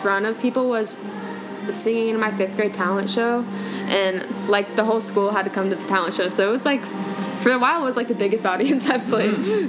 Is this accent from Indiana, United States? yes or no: yes; Indiana, United States; born or raised there; moved away as an adult; also born or lived in Atlanta / Tennessee